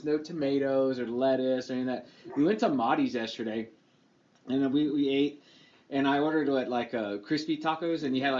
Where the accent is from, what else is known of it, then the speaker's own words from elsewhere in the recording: Lubbock, Texas, United States; now in Austin, United States; I was born in Lubbock.